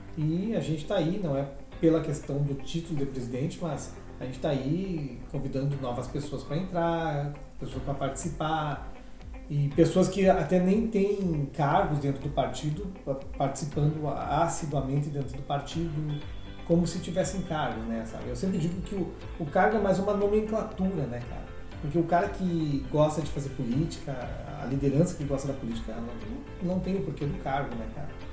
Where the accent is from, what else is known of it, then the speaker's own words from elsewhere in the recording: Cruz Alta, Rio Grande do Sul, Brazil; now in Gramado, Brazil; Nasci em Cruz Alta, Rio Grande do Sul.